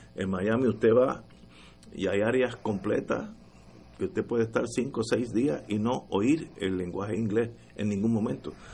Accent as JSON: {"language": "Spanish", "country": "Puerto Rico"}